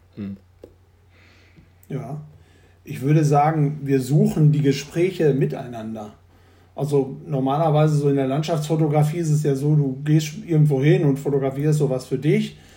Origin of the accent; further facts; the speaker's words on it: the Ruhr, North Rhine-Westphalia, Germany; ich bin äh, in Nordrhein-Westfalen geboren und äh, im Pott. Und äh, den liebe ich auch.